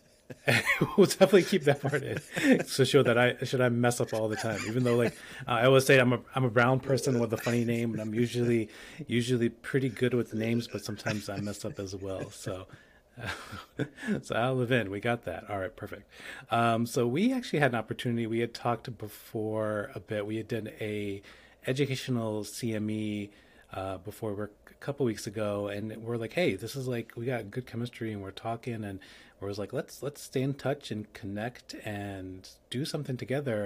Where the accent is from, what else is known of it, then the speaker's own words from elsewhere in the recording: New York, United States; I'm a New Yorker